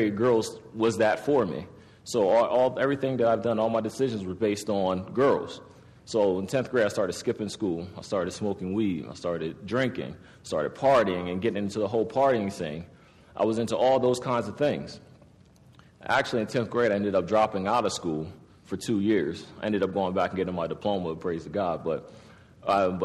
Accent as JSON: {"language": "English", "town": "Harrisburg", "region": "Pennsylvania", "country": "United States", "tie": "born or raised there", "said": "I was born in 1980. I was born in Harrisburg"}